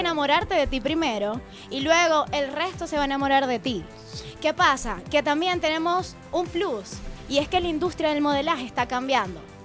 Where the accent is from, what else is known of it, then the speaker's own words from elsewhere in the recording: Venezuela; moved away as an adult; also born or lived in Chillán, Chile; now in Santiago, Chile; en Venezuela, bueno, tenía mi nombre, podía asistir a eventos sociales, tenía portadas de revistas, pero para nadie es un secreto que tú emigras